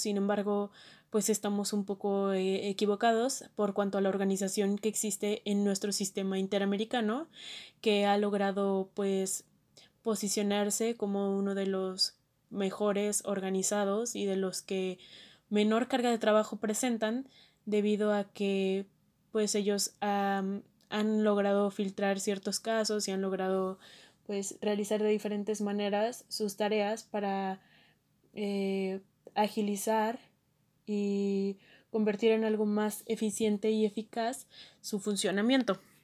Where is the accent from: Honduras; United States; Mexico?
Mexico; nosotros como mexicanos